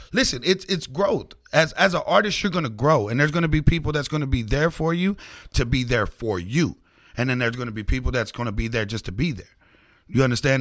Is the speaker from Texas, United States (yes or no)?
no; Oklahoma City, Oklahoma, United States; I'm a little Mexican kid from the south side. I'm from Curve Village